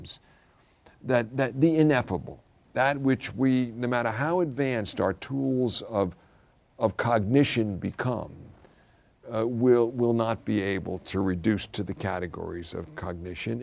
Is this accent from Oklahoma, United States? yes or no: no; New York City, New York, United States; I grew up in the Irish Catholic Brooklyn Church